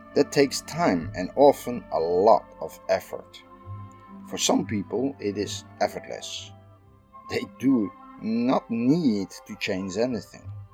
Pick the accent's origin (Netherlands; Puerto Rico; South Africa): Netherlands; I'm from the Netherlands